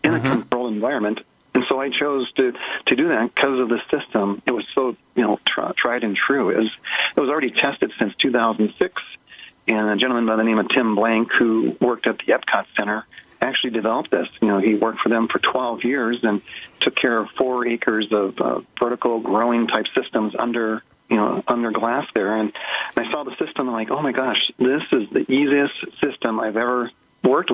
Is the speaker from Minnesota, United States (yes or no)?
yes; Minnesota, United States; I was raised in Minnesota